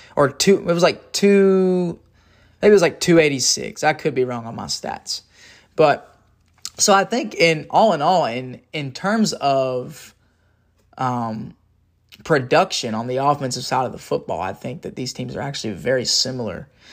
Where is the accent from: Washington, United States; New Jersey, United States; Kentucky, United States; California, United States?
Kentucky, United States; moved away as an adult; also born or lived in Nashville, Tennessee; now in Alabama, United States; I grew up in Kentucky country, but I moved to Nashville, Tennessee, um, a couple years back before I went to the school I'm at.